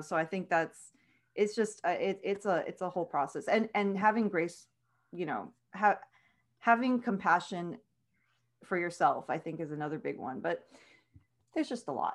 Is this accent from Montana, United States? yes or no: no; Edinburg, Texas, United States; born and raised in Edinburgh, Texas